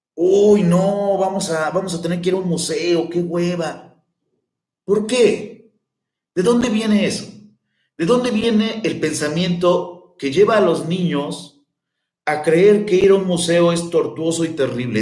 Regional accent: Mexico; somos mexicanos

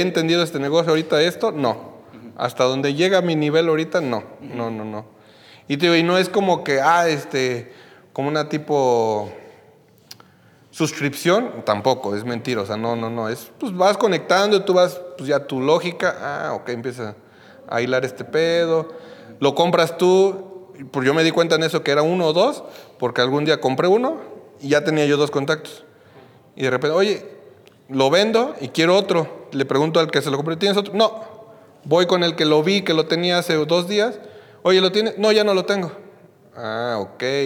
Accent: Mexico; yo soy de México

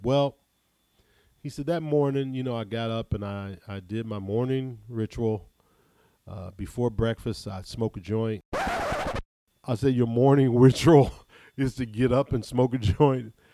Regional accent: Ohio, United States; I'm from Ohio

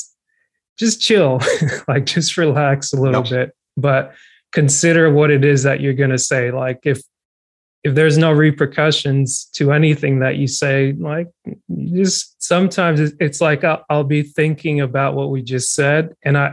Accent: Georgia, United States; growing up in Georgia from like the year 2000, 2008

